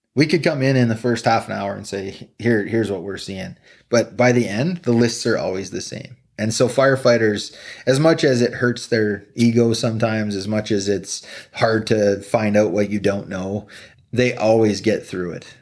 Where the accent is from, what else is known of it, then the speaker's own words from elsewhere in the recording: Slave Lake, Alberta, Canada; Slight Lake Alberta.